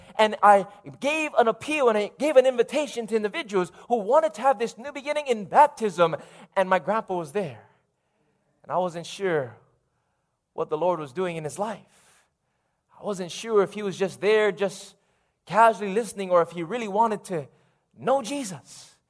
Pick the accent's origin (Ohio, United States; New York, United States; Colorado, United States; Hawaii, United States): Hawaii, United States; Lahaina; also born or lived in Fiji; born in Fiji, raised here in Maui, growing up in Lahaina